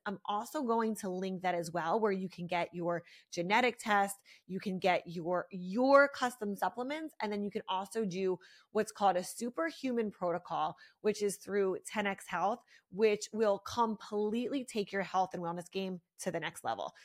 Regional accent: Philadelphia, Pennsylvania, United States; moved away as an adult; now in South Florida, United States; I'm from Philly. I grew up there for, I lived there for twenty-six years

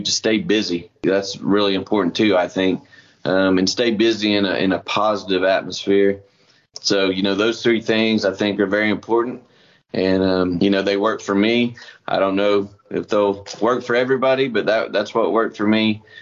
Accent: Oklahoma, United States; he lives in my hometown in Oklahoma

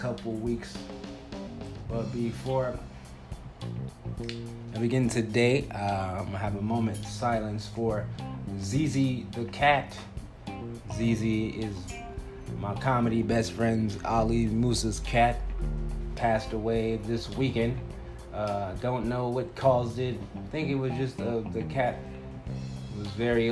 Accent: Compton, California, United States; now in Phoenix, United States; I'm a 9-year comedian in Phoenix, Arizona, but I'm originally from the Compton, California area

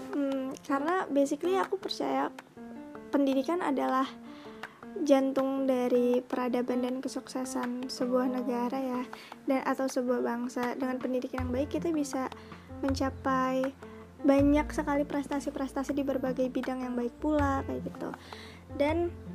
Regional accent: Bekasi, West Java, Indonesia; aku asalnya dari Bekasi

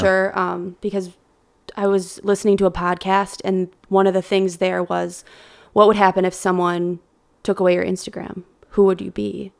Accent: Evansville, Wisconsin, United States; moved away as an adult; now in Milwaukee, United States; I grew up in the Madison area

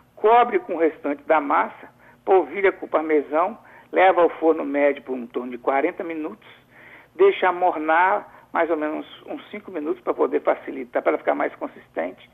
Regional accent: Alegre, Espírito Santo, Brazil; eu sou caipira, sou lá do Principado do Alegre

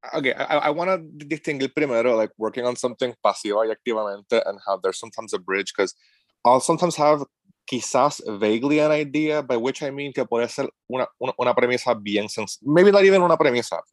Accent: Cabo Rojo, Puerto Rico; now in Asheville, United States; yo soy de Cabo Rojo.

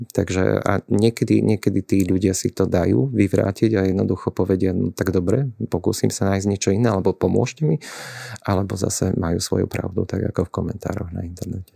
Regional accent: Lastovce, Košice Region, Slovakia; moved away as an adult; now in Košice, Slovakia; Mojím rodiskom je Zemplín a ako si som s týmto kúskom Košického kraja tak spätý, že stále rád sa tam vraciam a v podstate každý víkend som doma. Takže pochádzam z Lastoviec, obec v okrese Trebišov

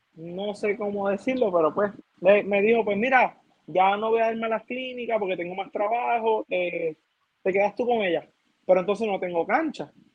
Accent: Puerto Rico; mi pueblo de Toda

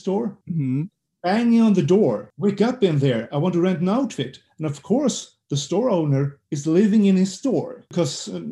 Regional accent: Sweden

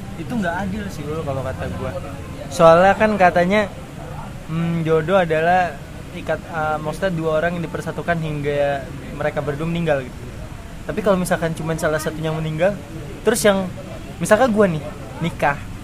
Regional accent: Indonesia; kita orang Indonesia

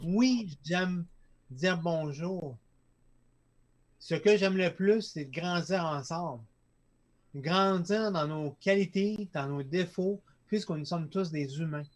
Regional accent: Lac Saint-Jean, Quebec, Canada; Je viens du lac Saint-Jean

